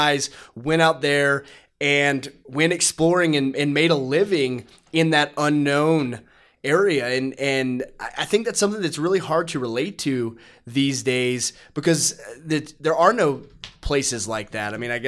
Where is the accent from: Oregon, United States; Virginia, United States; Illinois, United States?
Virginia, United States; I was born and raised in Virginia, not in the mountains, but pretty close to, you know, just hours away.